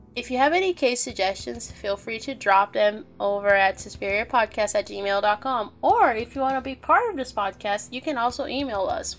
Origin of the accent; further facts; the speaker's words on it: Minas Gerais, Brazil; I'm from Minas